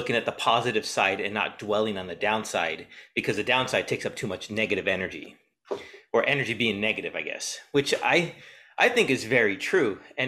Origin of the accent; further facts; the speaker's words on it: San Diego, California, United States; I grew up in San Diego, so I know what you mean.